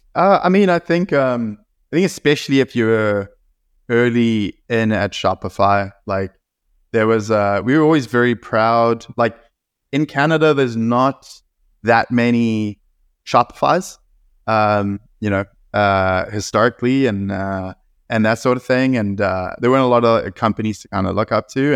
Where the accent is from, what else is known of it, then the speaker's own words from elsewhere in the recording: South Africa; moved away; I grew up in South Africa